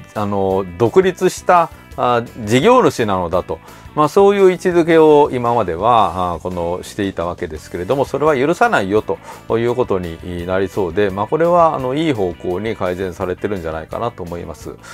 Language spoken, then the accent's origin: Japanese; Kyoto, Japan; この京都にいて